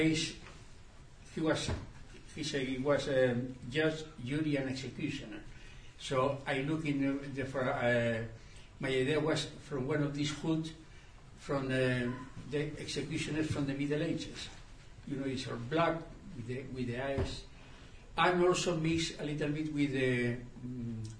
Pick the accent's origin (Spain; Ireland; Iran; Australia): Spain; I come from the Franco regime